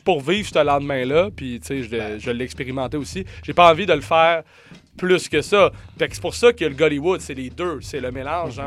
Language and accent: French; Montreal, Quebec, Canada; en tant que Montréalais